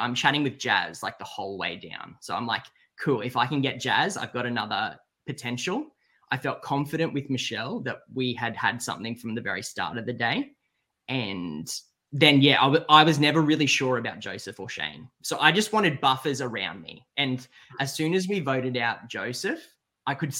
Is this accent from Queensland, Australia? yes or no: yes; Brisbane, Queensland, Australia; now in Sydney, Australia; I'm from Brisbane.